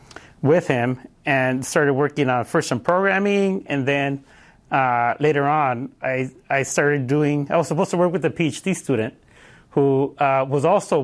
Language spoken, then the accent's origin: English; Los Angeles, California, United States; So, yeah, I grew up in Los Angeles, in Wilmington. Those of you who don't know, it's around Long Beach, San Pedro area.